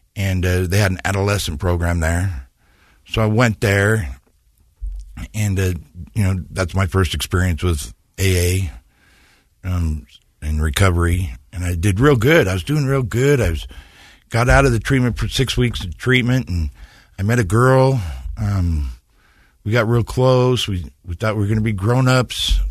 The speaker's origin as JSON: {"language": "English", "town": "San Diego", "region": "California", "country": "United States", "tie": "born or raised there", "also_born_or_lived": "Ogden, Utah", "said": "when I was real young, my mom and dad moved us to San Diego, and I grew up in San Diego"}